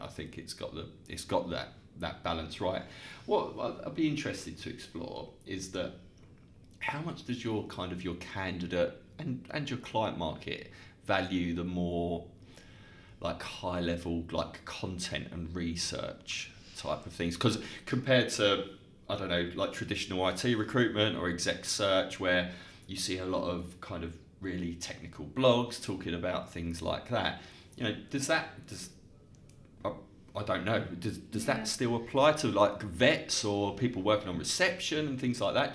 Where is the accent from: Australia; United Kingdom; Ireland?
United Kingdom; Dartford, South East England; my hometown of Dartford